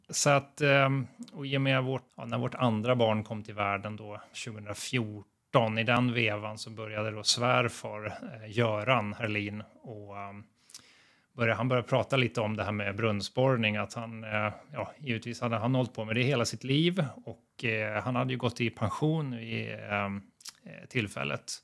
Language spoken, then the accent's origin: Swedish; Uppsala, Uppsala County, Sweden; moved away as an adult; now in Gotland, Sweden; Jag växte upp i Uppsala och var en fotbollsgrabb där